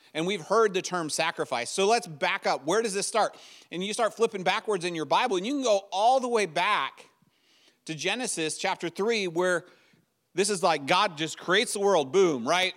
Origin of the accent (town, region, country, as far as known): United States